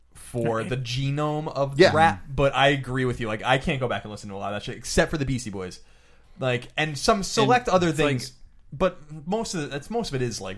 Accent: East Coast, United States; He's East Coast. Yeah. I mean, I'm from the East Coast.

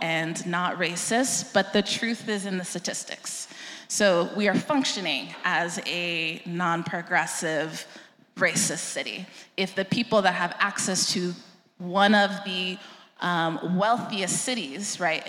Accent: Austin, Texas, United States; I'm from Austin as well

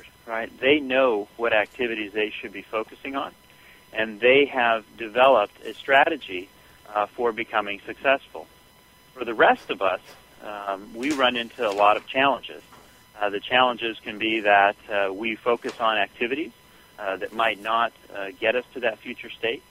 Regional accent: Southern California, United States; as a young boy, I grew up in Southern California

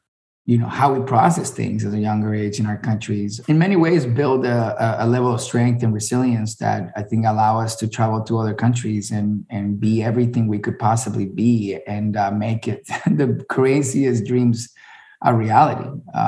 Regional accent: Miami, Florida, United States; born there; and my dad is Venezuelan and raised in Colombia, and my mom is Colombian, raised in Colombia, and I was born in Miami, so it doesn't get more Latino than the household yesterday, you know?

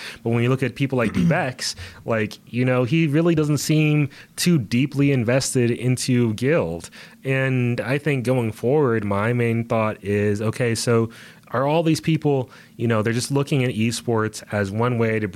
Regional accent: United States; We are from America

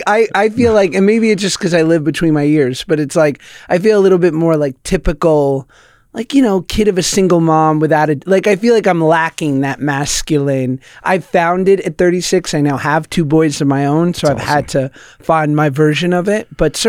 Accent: Manhattan, New York, United States; I grew up in the city in Manhattan and single mom.

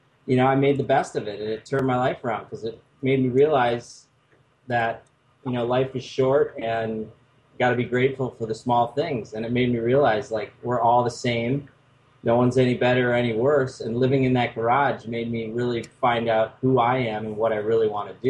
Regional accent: Minnesota, United States; moved away as an adult; now in Los Angeles, United States; I grew up in Minnesota

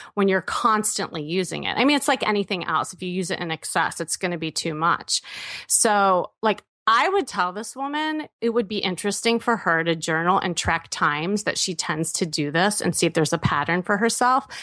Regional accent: Midwest, United States; I'm from the Midwest.

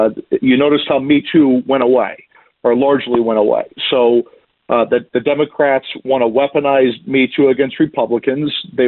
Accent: Iowa, United States; Yeah, that's correct. I'm from Iowa originally, and I worked for Chairman Chuck Grassley last Congress from 2017 to 2019.

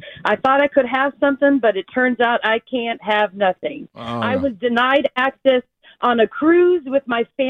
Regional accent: Minnesota, United States; Well, turns out I'm 43. I was born in Minnesota.

